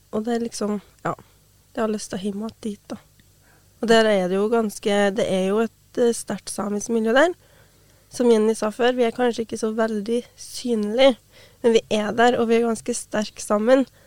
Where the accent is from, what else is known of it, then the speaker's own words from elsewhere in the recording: Brekken, Trøndelag, Norway; Jeg har jo hatt samisk på skolen sjøl i hjemplassen min. Jeg har bodd hjemme med foreldrene mine